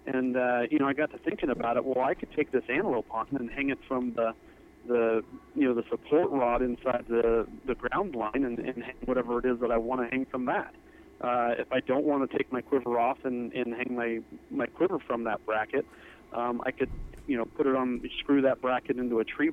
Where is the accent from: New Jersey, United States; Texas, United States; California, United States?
California, United States; Napa Valley, Northern; moved away as an adult; now in Montana, United States; I originally grew up in Northern California in Napa Valley